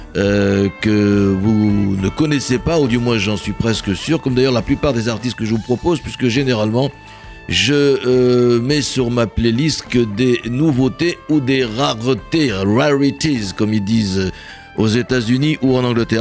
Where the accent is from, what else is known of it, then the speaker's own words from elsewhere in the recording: Bordeaux, Nouvelle-Aquitaine, France; dans ma ville natale à Bordeaux